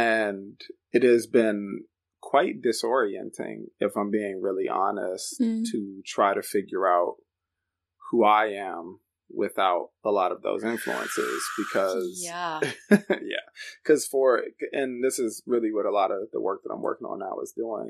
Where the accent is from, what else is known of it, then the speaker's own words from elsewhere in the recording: Washington, District of Columbia, United States; moved away as an adult; now in Chicago, United States; I grew up in the Washington, D.C. area originally. That's where I'm from. Been in Chicago since about 2014.